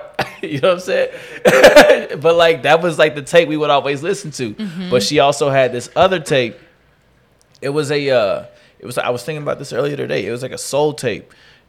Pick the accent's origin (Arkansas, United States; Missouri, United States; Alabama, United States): Missouri, United States; Kansas City; Growing up in Kansas City, we make them every Thanksgiving.